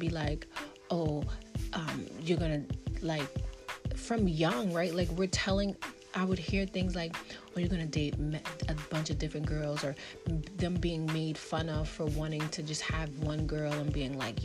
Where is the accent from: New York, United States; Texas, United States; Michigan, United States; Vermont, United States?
New York, United States; New York City; as a black woman growing up in Brooklyn, New York